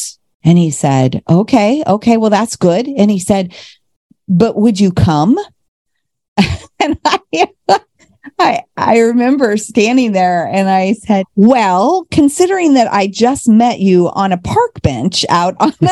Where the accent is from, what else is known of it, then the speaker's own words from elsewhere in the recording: Normal, Illinois, United States; I'm from Illinois, from Normal, Illinois.